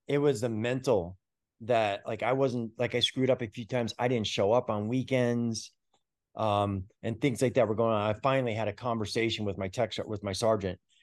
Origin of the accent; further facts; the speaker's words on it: New York, United States; moved away as an adult; also born or lived in Fulton County, Georgia; I grew up in New York